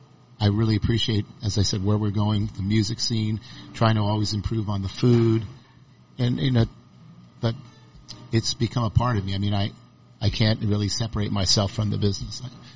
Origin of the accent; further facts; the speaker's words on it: Northeast, United States; I did not want to try to imprint my culture from growing up in the Northeast on here.